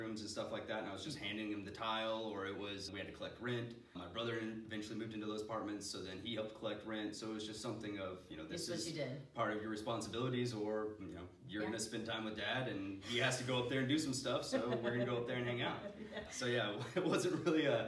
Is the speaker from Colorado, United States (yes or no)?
no; Dallas, Texas, United States; I'm from Dallas, Texas. I moved here when I was like two and kind of grew up here